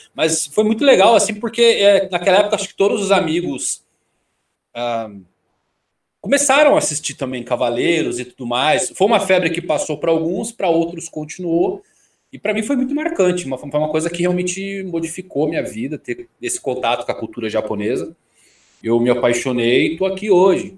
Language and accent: Portuguese; São Bernardo do Campo, São Paulo, Brazil; sou do ABC, de São Bernardo do Campo